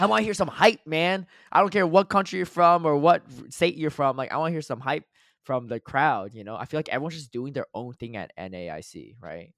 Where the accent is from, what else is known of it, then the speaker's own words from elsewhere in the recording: United States; I grew up in the United States and whatever, I'm American